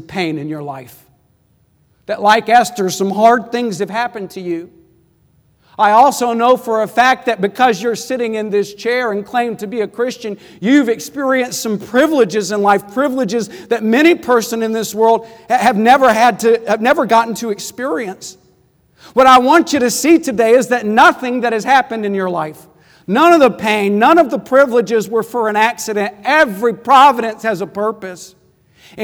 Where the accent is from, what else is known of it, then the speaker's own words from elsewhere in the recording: Midland, Texas, United States; I grew up in Midland, Texas, 6 hours away from Fort Worth